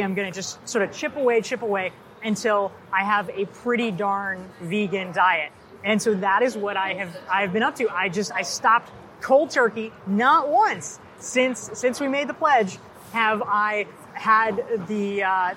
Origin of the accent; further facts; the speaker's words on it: North Carolina, United States; I grew up in North Carolina, and it was in a small town.